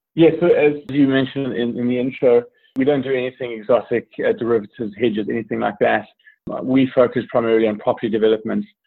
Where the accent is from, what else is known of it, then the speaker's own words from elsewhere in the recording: South Africa; also born or lived in Italy / New Zealand; now in South Carolina, United States; originally a South African citizen, I grew up grew up in South Africa most of my life, uh, but have also lived in Italy uh, and New Zealand, and now live in the United States, uh, more specifically South Carolina.